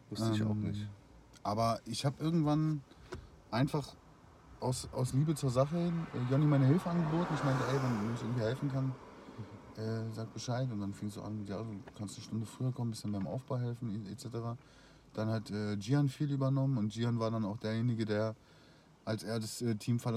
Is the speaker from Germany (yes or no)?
no; Austria; ich komme aus Österreich